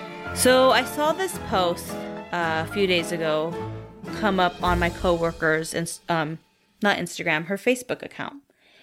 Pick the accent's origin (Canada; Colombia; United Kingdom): Colombia; now in Kansas, United States; when I say I'm from Colombia, they are eager to learn more about my country and how I ended up here.